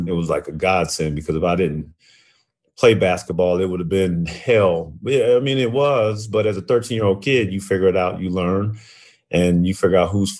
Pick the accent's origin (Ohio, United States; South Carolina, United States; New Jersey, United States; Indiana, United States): South Carolina, United States; also born or lived in California / Germany / Oklahoma / England; from Southern California to South Carolina. So when I was 13, I moved to South Carolina. I was in eighth grade